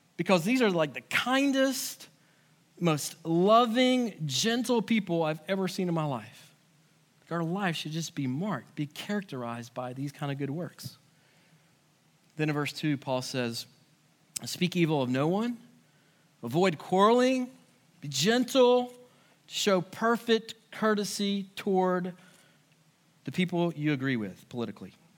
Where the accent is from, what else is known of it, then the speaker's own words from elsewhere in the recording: United States; it's doubly hard sometimes for us as Americans because our whole culture is built on the idea of individualism